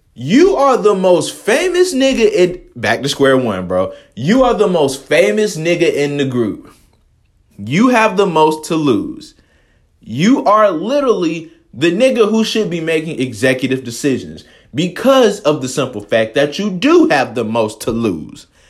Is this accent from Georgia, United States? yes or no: yes; Atlanta, Georgia, United States; I'm from Atlanta